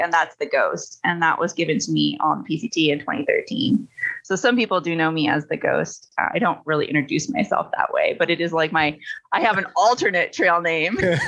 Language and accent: English; Michigan, United States; moved away as an adult; also born or lived in Washington State; now in East Coast, United States; I'm from Michigan originally. That's where I was born and raised